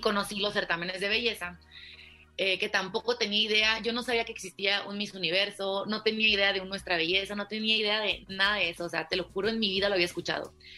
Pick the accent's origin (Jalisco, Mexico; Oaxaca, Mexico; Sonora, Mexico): Sonora, Mexico; Ciudad Obregón; now in Mexico City, Mexico; vivía en Obregón, Sonora, que es de donde soy